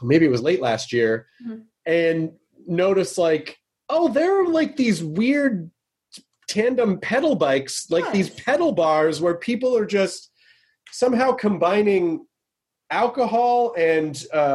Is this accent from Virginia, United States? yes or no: no; Memphis, Tennessee, United States; I miss Nashville. Nashville's such, I grew up in Memphis.